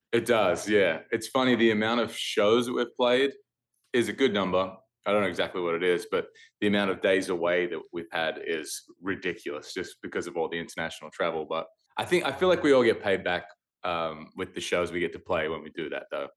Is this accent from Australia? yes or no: yes; Australia; moved away as an adult; now in United States; when I go back to Australia, the whole country feels like my hometown